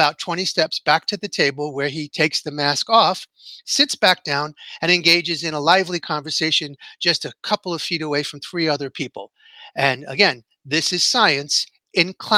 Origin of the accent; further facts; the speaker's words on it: New York City, New York, United States; my hometown